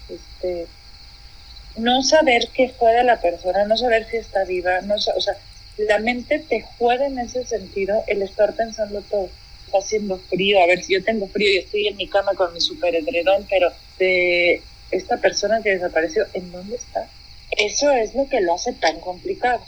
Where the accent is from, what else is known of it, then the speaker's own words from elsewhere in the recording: Mexico; como mexicanos al menos hemos llegado